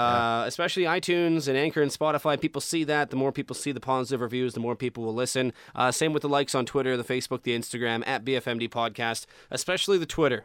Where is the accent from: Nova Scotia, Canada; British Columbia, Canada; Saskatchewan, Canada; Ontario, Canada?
Saskatchewan, Canada; I'm from Saskatchewan